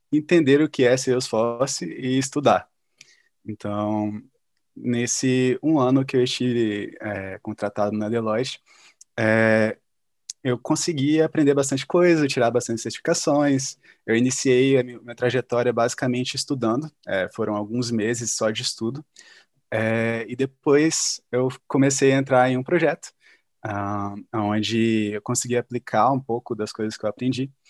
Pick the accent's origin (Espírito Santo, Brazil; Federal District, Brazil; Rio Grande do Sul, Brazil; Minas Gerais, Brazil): Espírito Santo, Brazil; now in São Paulo, Brazil; Eu sou do Espírito Santo, né? E eu estava querendo muito vir para São Paulo